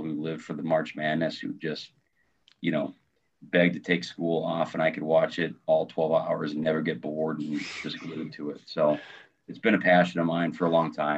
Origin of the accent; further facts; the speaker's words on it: Omaha, Nebraska, United States; moved away as an adult; also born or lived in Ralston, Nebraska / Dodge City, Kansas; now in Cedar Rapids, United States; I'm originally from Omaha, Nebraska. So it's tough living around here in Cedar Rapids